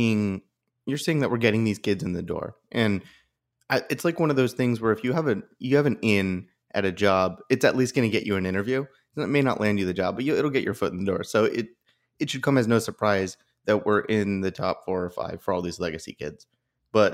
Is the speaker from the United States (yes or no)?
yes; Massachusetts, United States; I am a masshole from New England originally, and this is delightful to me.